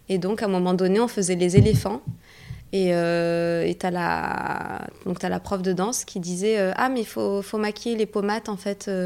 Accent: Morocco; Non, je suis marocaine en fait.

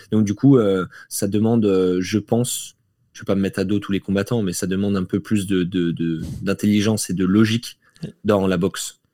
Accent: Belfort, Bourgogne-Franche-Comté, France; moved away as an adult; now in Nice, France; j'ai grandi en Franche-Comté à Belfort jusqu'à mes 18 ans

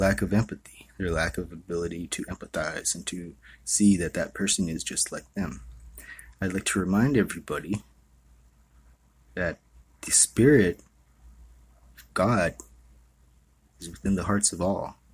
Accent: Hawaii, United States; I was born and raised in Hawaii.

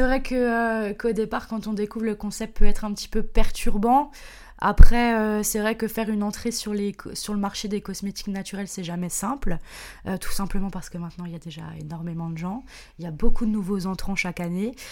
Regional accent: Strasbourg, Grand Est, France; je suis de Strasbourg

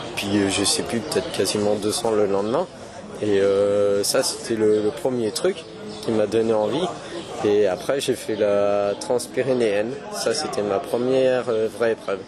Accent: Poitiers, Nouvelle-Aquitaine, France; moi je viens de Poitiers, j'ai 23 ans et euh, j'ai toujours vécu euh, à Poitiers, dans un petit village à côté

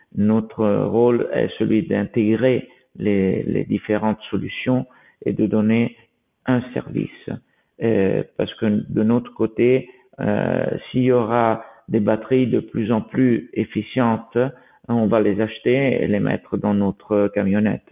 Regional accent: Italy; nous sommes italiens

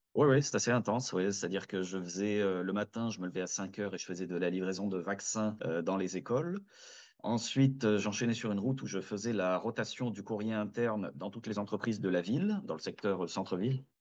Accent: France; moved away as an adult; now in Montreal, Canada; chez nous en France

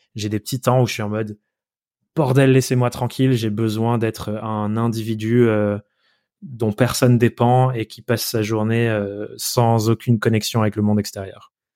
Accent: Dordogne, Nouvelle-Aquitaine, France; moved away as an adult; also born or lived in Paris; now in Corrèze, France; on habite en Corrèze et j'ai grandi en Dordogne.

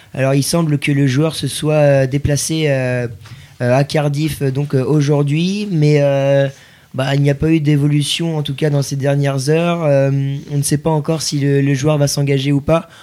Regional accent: Brittany, France; en tant que Breton

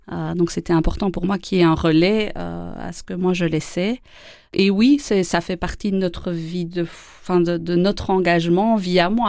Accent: Wallonia, Belgium; also born or lived in Charleroi, Belgium / Andenne, Belgium; ah, je, suis wallonne. J'ai euh, déménagé euh, beaucoup, beaucoup pendant mon enfance entre Charleroi, les Ardennes, euh, du côté d'Andenne, et je suis née en Ardennes. Et donc j'ai beaucoup voyagé, je suis plutôt wallonne.

